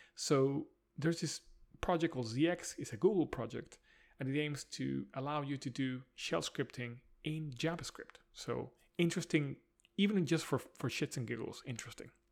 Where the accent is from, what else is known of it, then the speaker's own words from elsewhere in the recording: Spain; now in London, United Kingdom; Spain, which is my home country